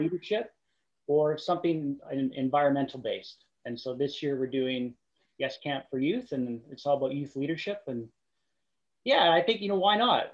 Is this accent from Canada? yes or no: yes; Qualicum Beach, British Columbia, Canada; I grew up in a small town. I grew up in Qualicum Beach.